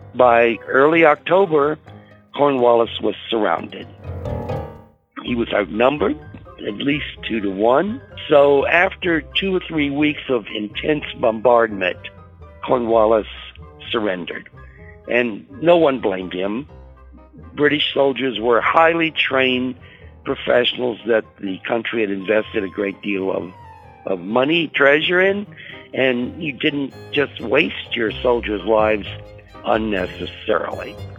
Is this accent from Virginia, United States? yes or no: yes; Buckingham County, Virginia, United States; I am a native Virginian. I grew up in Buckingham County